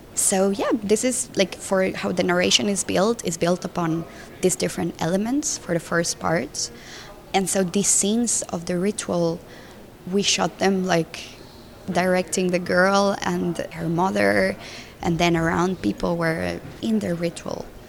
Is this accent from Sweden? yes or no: no; Colombia; moved away as an adult; also born or lived in Mexico / Brussels; I'm from Colombia and I grew up in Colombia